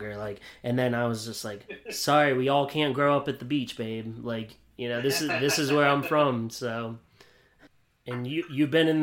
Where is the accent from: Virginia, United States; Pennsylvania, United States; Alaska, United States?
Pennsylvania, United States; Williamsport; now in Delaware, United States; I'm from Williamsport, Pennsylvania